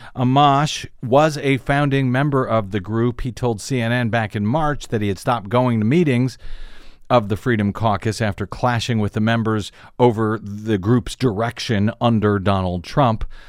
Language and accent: English; St. Louis, Missouri, United States; my hometown, Stanley Cup champion, Saint Louis Blues